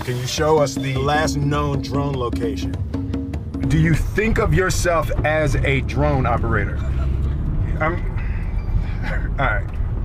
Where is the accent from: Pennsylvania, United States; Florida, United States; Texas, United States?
Pennsylvania, United States; Philadelphia; moved away; when I grew up in Philly